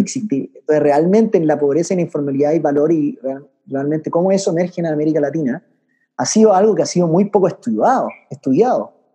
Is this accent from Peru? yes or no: no; Chile; also born or lived in France / Switzerland; yo siendo chileno